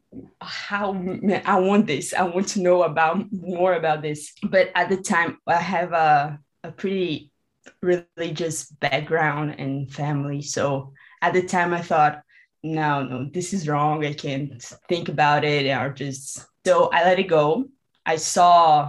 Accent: Brazil; I'm from Brazil

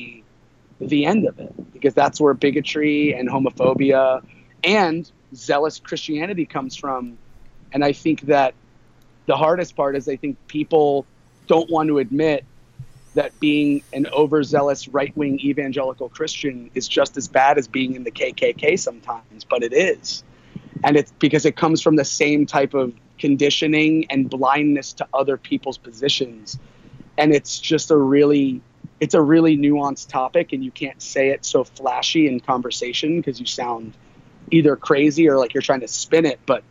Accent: a small town outside of Tampa, Florida, United States; also born or lived in Long Island, New York; I did grow up in Florida. I was born in Long Island, New York, to 23, 24-year-old parents.

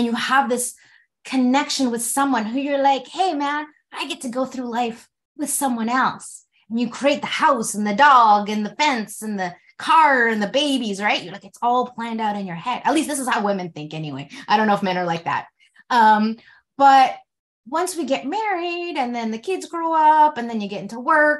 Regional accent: Canada; my mom came to Canada 2 years before I was born

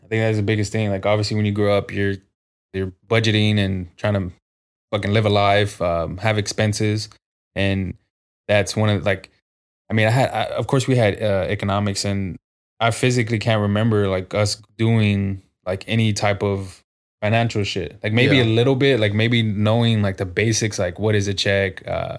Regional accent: San Antonio, Texas, United States; I think just being on the South Side and fucking growing up on the South Side can kind of fuck you up sometimes, like, especially growing up.

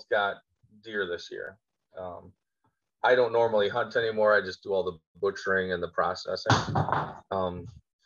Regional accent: Little Valley, New York, United States; I'm from Little Valley, New York, out in the country. I live in my Amish cabin

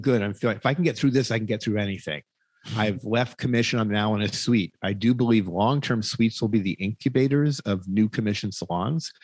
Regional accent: United States

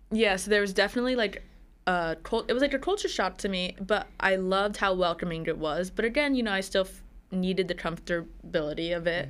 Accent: New Jersey, United States; also born or lived in Philadelphia; I grew up in New Jersey

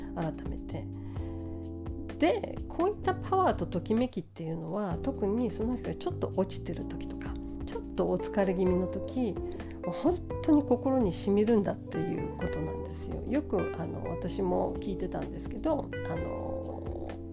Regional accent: São Paulo, Brazil; moved away; 私の地元サンパウロ

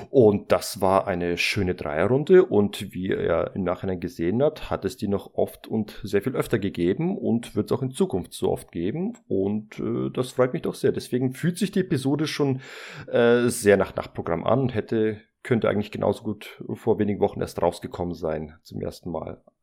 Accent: Hesse, Germany; Hallo, ich komme aus Hessen.

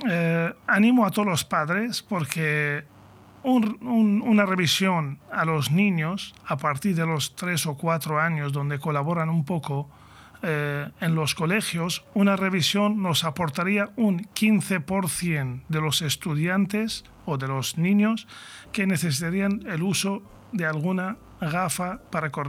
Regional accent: Catalonia, Spain; lo digo yo, siendo catalán

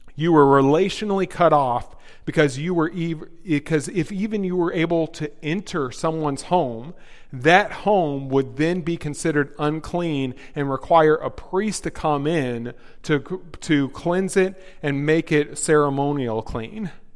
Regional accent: the South, United States; moved away; I'm from the South.

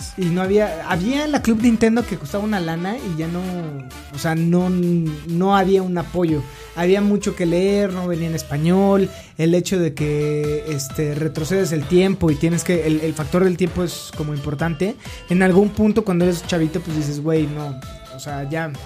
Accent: Mexico; disfrutamos nosotros como mexicanos

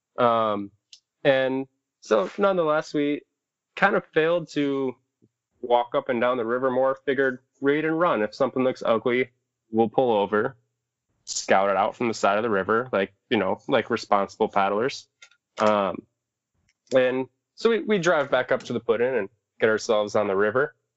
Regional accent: Southwest Michigan, United States; also born or lived in Upper Peninsula, Michigan; I'm from Southwest Michigan area. Uh, grew up around there

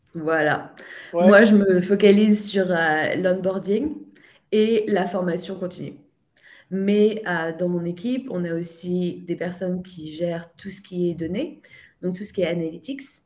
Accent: France; now in Ireland; je suis française, mais j'habite en Irlande

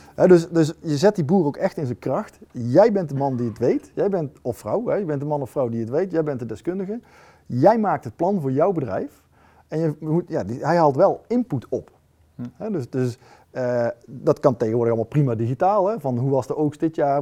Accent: North Brabant, Netherlands; ik kom uit Brabant en dan resulteert dat bij ons in een rood-wit geblokt doekje

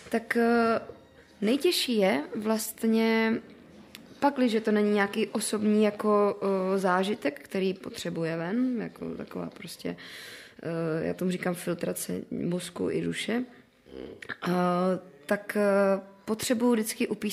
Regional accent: Moravia, Czechia; protože já jsem ještě z Moravy. Pro mě otázka, jako, kde mám domov, je dost těžká, protože já, mě se ten domov od malička dost střídal.

